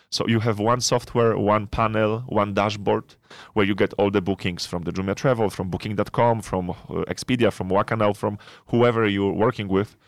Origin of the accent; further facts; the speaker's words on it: Poland; moved away as an adult; now in Nigeria; So I'm Polish. I'm originally Polish, born and raised in Poland.